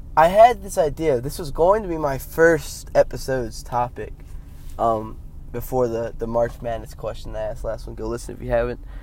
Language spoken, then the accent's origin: English; United States; me as an American